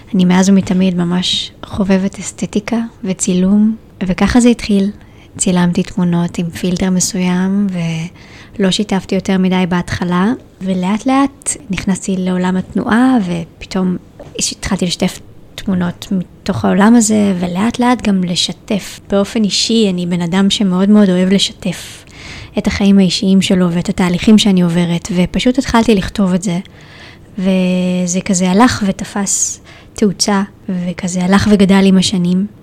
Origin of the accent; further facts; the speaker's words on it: Israel; moved away as an adult; also born or lived in Tel Aviv, Israel; now in Shaharut, Israel; גדלתי במושב בטבע uh, בת של חקלאי